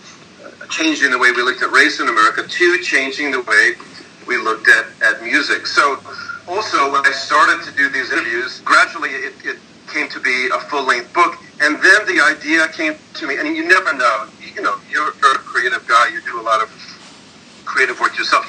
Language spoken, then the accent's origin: English; New York City, New York, United States; I grew up in Brooklyn, and I was born not too far from where Bill was born. I grew up in, grew up in Bedford-Stuyvesant